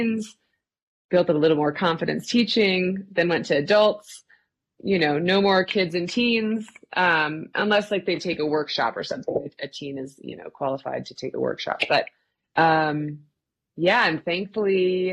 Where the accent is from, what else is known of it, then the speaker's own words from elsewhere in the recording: Austin, Texas, United States; now in Albuquerque, United States; I grew up in Austin, Texas